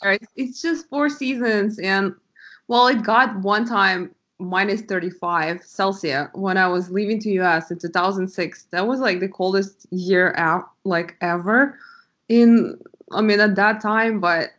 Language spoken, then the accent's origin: English; Eastern Ukraine, Ukraine; born or raised there; first language Russian; English is a second language; moved away as an adult; now in United States